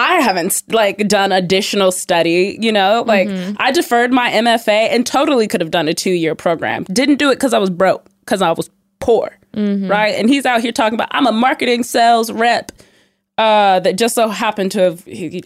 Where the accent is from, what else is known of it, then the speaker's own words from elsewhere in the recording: the South, United States; I grew up in the South